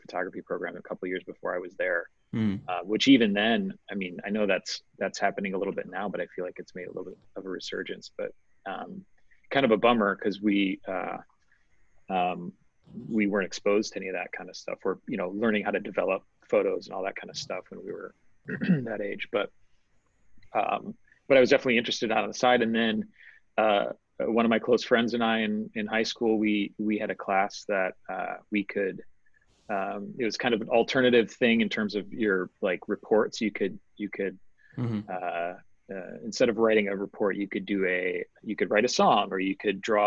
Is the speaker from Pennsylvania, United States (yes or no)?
no; Milwaukee, Wisconsin, United States; Grew up in suburbs of Milwaukee